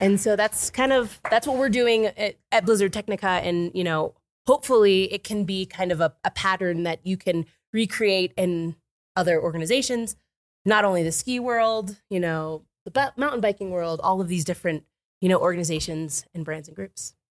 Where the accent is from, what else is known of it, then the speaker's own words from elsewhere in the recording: Florida, United States; moved away as an adult; now in Summit County, United States; I grew up in Florida